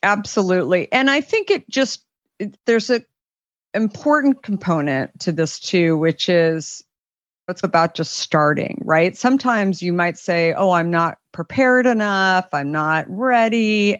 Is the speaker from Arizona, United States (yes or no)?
yes; Arizona, United States; growing up in Arizona